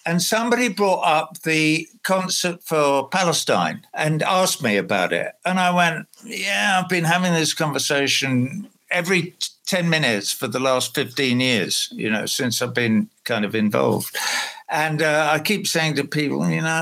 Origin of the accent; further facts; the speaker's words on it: London, United Kingdom; my hometown, London